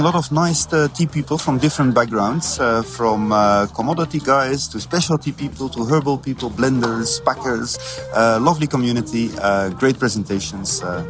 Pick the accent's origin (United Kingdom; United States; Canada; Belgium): Belgium; moved away; also born or lived in Malawi; I'm originally from Belgium. I lived in Malawi for about 7 years